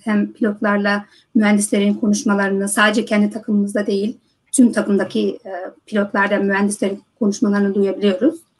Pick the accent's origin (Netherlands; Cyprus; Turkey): Netherlands; moved away as an adult; also born or lived in United States; Hollanda'da doğdum büyüdüm